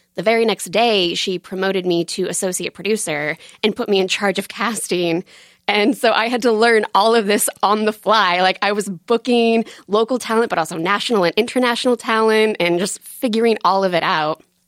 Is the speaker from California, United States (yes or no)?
no; Buckfield, Maine, United States; also born or lived in Portland, Maine; I'm from Buckfield, Maine